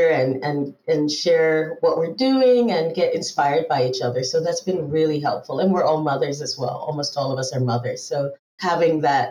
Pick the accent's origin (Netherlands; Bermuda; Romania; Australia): Bermuda; first language English; also born or lived in Trinidad and Tobago / Barbados / Montreal, Canada / Israel; now in Denmark; I grew up in Bermuda, actually